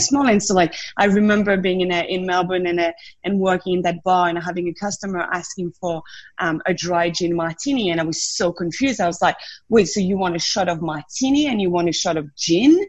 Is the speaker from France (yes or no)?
yes; south of France, France; accent: French; English is a second language; moved away as an adult; I grew up in France, in the south of France. That's the accent still there